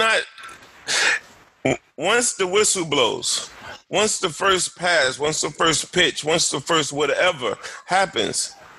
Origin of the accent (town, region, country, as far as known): United States